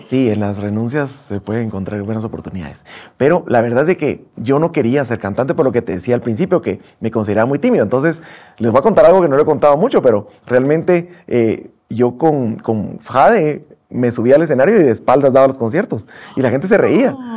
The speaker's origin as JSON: {"language": "Spanish", "country": "Guatemala", "said": "como guatemaltecos"}